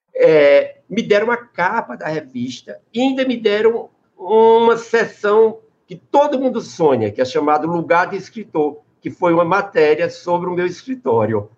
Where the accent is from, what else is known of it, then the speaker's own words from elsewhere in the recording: Crato, Ceará, Brazil; also born or lived in Sertão dos Inhamuns, Ceará; eu nasci no sertão, no sertão dos Inhamuns, e depois me criei no Crato